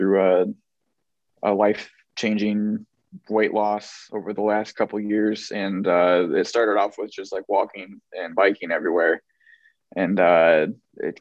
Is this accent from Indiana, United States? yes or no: yes; Peru, Indiana, United States; moved away as an adult; now in Indianapolis, United States; I'm originally from Peru, Indiana, okay. just north of Kokomo